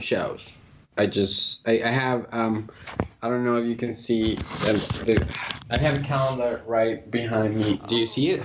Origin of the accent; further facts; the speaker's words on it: Colombia; also born or lived in Philadelphia, United States; now in United States; I'm originally from Colombia, and I came to the United States uh, about 16 years ago